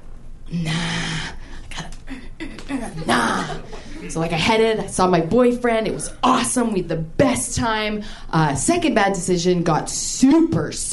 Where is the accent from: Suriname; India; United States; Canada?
Canada; I'm Canadian